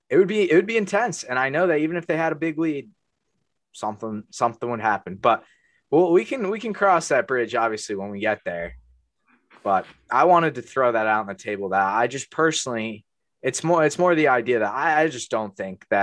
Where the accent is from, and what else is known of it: Connecticut, United States; born or raised there